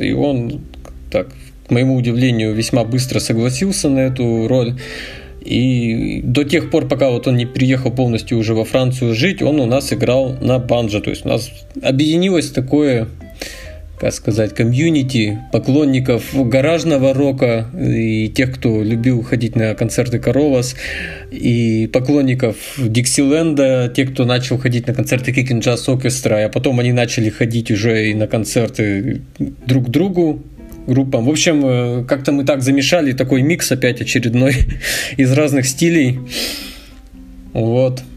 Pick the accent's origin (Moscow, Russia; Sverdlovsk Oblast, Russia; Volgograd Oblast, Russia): Sverdlovsk Oblast, Russia; Yekaterinburg; Я с Урала и родился в городе Свердловск, так что практически коренной уралец.